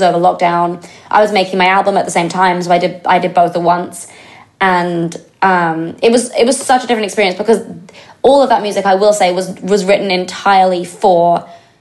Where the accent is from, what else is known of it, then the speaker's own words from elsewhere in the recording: England, United Kingdom; I'm English